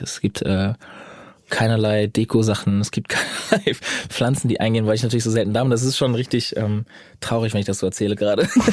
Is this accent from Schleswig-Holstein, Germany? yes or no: yes; Schleswig-Holstein, Germany; also born or lived in Bad Oldesloe; Also ich komme nicht aus Bad Oldesloe, ich bin ja nur geboren, aber ich komme natürlich aus Schleswig-Holstein allgemein.